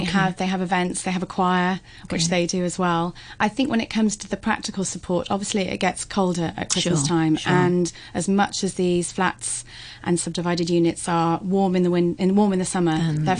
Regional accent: United Kingdom; And being British, it really is lovely and festive.

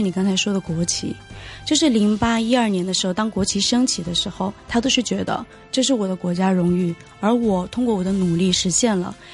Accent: China; 我们是中国人

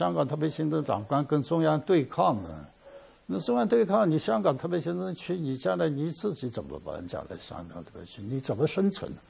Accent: China; 对我们内地人到香港去抢购奶粉，这个双双非的问题，我是不以为然的。

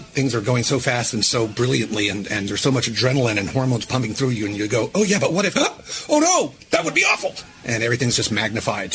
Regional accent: United States; being a American boy

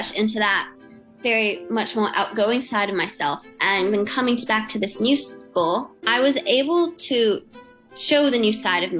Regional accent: Hong Kong; also born or lived in Australia; I am Hong Kong, I am Australian. It's something that I'm trying to get used to, is that I belong in both places.

